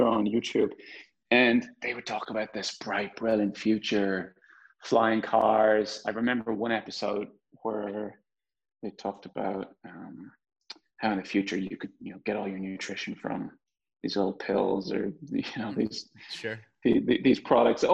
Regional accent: Dublin, Leinster, Ireland; moved away as an adult; also born or lived in San Francisco Bay Area; I was born in Dublin, Ireland.

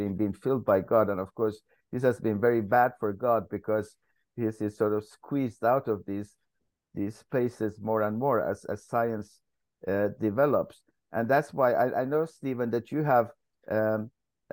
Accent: Iran; moved away; I come originally from Iran

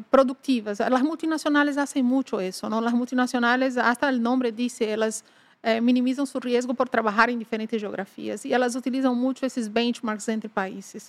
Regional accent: Northeast Region, Brazil; moved away as an adult; also born or lived in Ecuador; sou do nordeste de Brasil

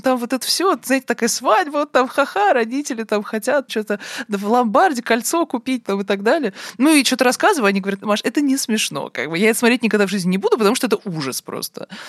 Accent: Moscow, Russia; Я вот действительно выросла в Москве

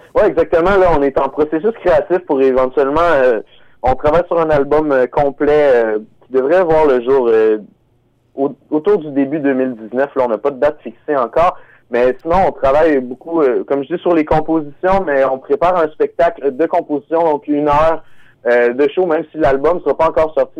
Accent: North Shore of Montreal, Quebec, Canada; nous on vient de la rive nord de Montréal

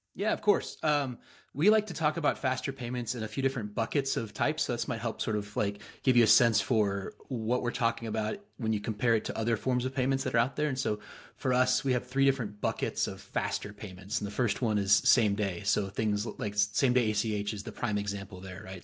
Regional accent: Fayetteville, Arkansas, United States; I'm actually a native, uh, Northwest Arkansan, so I'm from Fayetteville

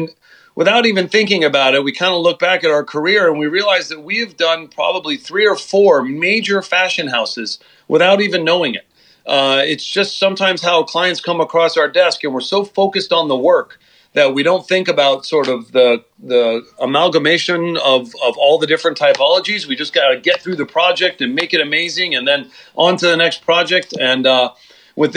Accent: Los Angeles, California, United States; in Venice Beach, California, and that is my hometown. I'm still living there.

